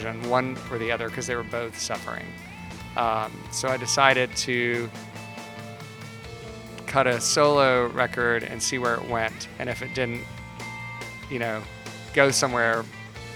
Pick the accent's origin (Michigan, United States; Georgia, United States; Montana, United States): Georgia, United States; Savannah; I grew up in Savannah, Georgia